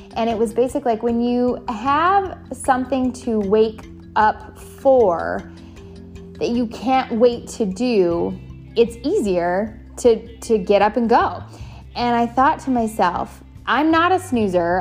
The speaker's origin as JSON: {"language": "English", "country": "Canada", "tie": "born or raised there", "also_born_or_lived": "San Diego, California, United States", "moved": "yes", "lives_now": "Indian Land, United States", "said": "I am a Canadian, born Canadian, became American."}